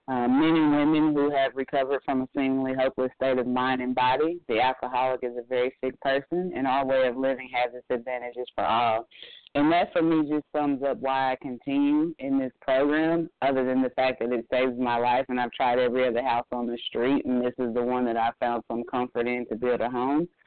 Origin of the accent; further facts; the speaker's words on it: Midwest, United States; now in Atlanta, United States; I'm coming from the Midwest where we could talk about certain food items